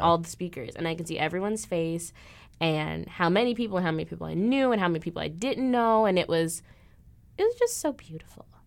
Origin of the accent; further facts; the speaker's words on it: Illinois, United States; moved away as an adult; now in Des Moines, United States; everyone else is from Illinois. which is where I'm from.